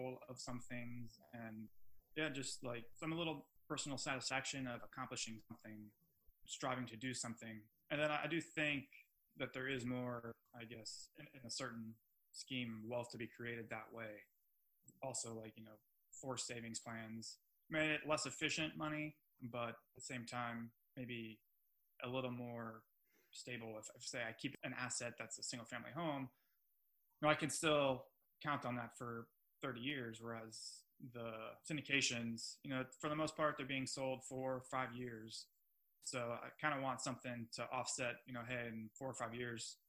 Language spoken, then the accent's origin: English; South Florida, United States; moved away as an adult; also born or lived in Oklahoma City; I'm from South Florida, big city